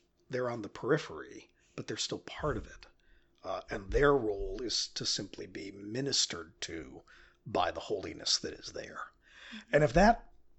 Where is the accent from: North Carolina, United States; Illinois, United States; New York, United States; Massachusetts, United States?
New York, United States; upstate; I grew up in a church called St. Mark in upstate New York